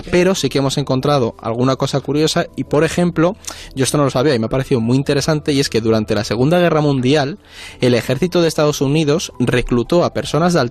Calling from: Madrid, Community of Madrid, Spain; de Madrid. Tengo una pregunta para el orden mundial.

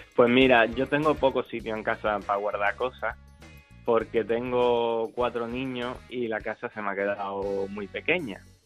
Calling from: Melilla, Spain; te llamo desde Melilla.

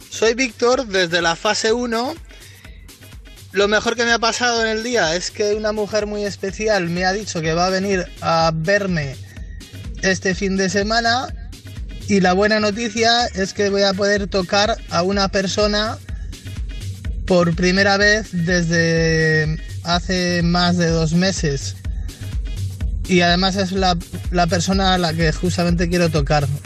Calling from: Bilbao, Basque Country, Spain; Gabón a todo el mundo … de Bilbao y se nota que hemos pasado a la fase 1

